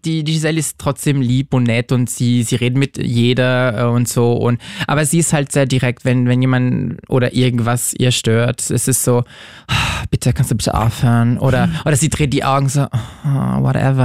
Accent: France; moved away; Ich komme aus Frankreich

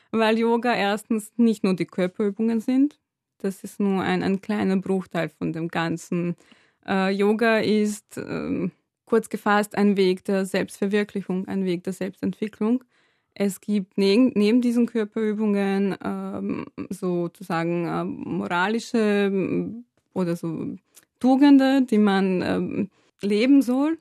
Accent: Serbia; moved away as an adult; now in Vienna, Austria; ich komme aus Serbien, bin dort aufgewachsen und bin mit 19, ja, glaube ich, mit 19 nach Wien gezogen, um zu studieren

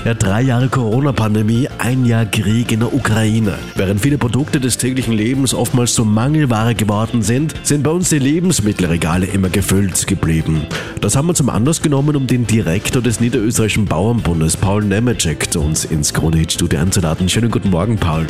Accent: Austria; Bei uns in Österreich

